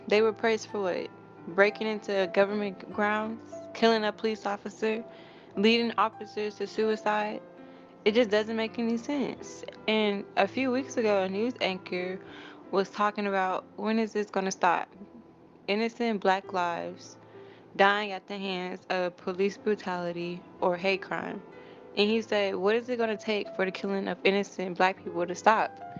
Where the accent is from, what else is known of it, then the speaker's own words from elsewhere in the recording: United States; I'm American